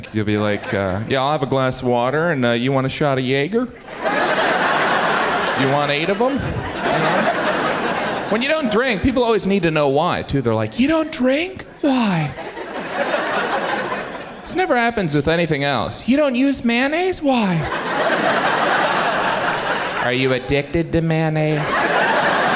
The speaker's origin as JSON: {"language": "English", "region": "Indiana", "country": "United States", "tie": "born or raised there", "moved": "yes", "lives_now": "New York, United States", "said": "I am originally from Indiana"}